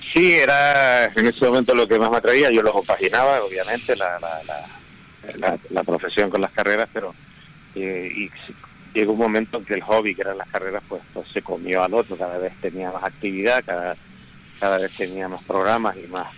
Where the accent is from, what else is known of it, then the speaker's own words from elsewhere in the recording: Canary Islands, Spain; somos los primeros canarios del Dakar